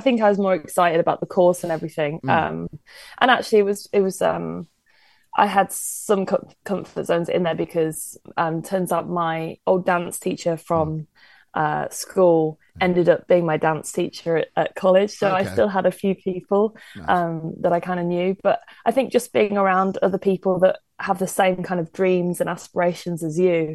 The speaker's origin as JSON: {"language": "English", "area": "Worcestershire", "region": "West Midlands", "country": "United Kingdom", "also_born_or_lived": "Carlisle", "moved": "as an adult", "lives_now": "London, United Kingdom", "said": "I'm from Worcestershire, near Birmingham."}